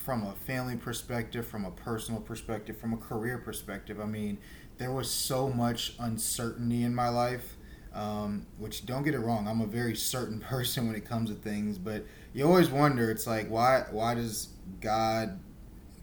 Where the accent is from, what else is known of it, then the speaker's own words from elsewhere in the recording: Houston, Texas, United States; I'm from Houston, Texas